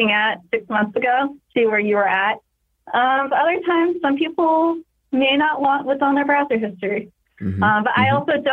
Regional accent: New York, United States; I'm very liberal from New York

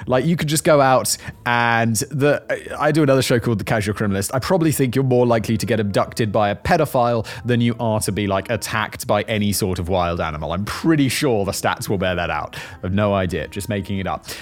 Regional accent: United Kingdom; now in Czech Republic; I am British. I am from the United Kingdom

